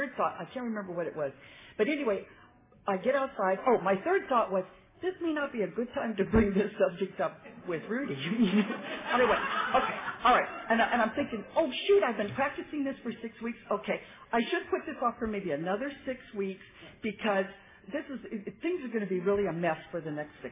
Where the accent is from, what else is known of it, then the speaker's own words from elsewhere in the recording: San Fernando Valley, California, United States; I'm from the San Fernando Valley area